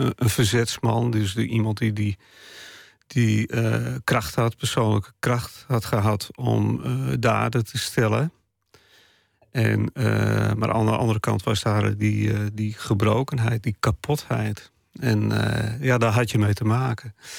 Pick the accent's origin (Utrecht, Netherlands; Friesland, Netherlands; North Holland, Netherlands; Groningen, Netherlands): Friesland, Netherlands; first language West Frisian; Dutch is a second language; moved away; Bij mij is het niet zo dat eh, het Fries de taal van mijn hart is. Het is wel de taal van mijn jeugd